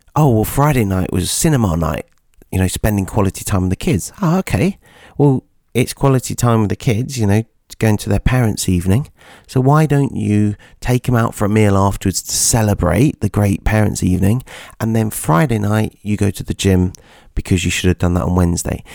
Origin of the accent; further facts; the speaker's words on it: Nottingham, East Midlands, United Kingdom; my hometown, Nottingham